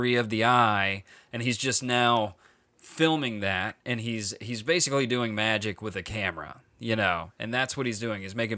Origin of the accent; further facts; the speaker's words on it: the Bible South, United States; I grew up in the Bible South